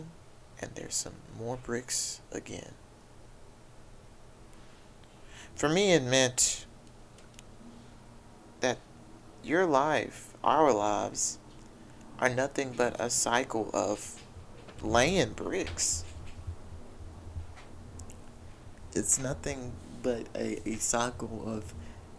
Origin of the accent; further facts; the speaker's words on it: Haughton, Louisiana, United States; I grew up in Houghton, Louisiana.